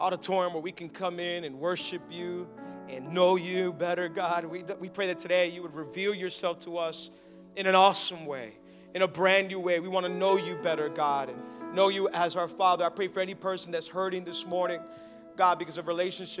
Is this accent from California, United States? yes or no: no; Miami, Florida, United States; I was born and raised in Miami